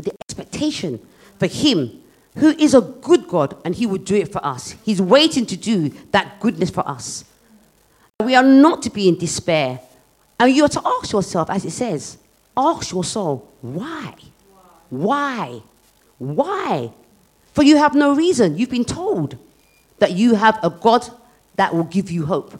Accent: United Kingdom; as a teenager growing up in Britain

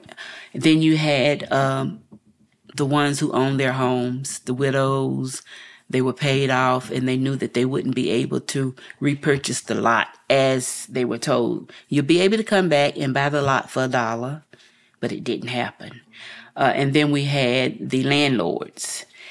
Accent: Asheville, North Carolina, United States; I'm a native of Asheville, North Carolina

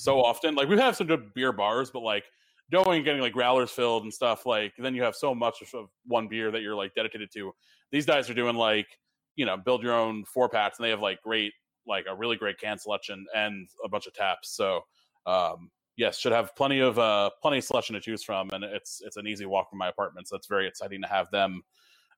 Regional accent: Connecticut, United States; born or raised there; moved away

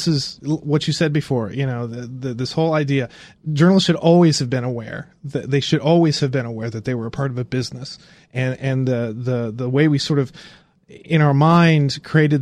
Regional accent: Indiana, United States; I grew up in Indiana

